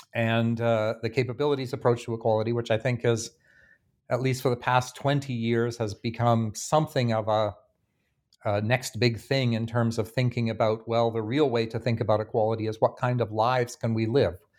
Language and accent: English; Canada; now in Bloomington, United States; my home country of Canada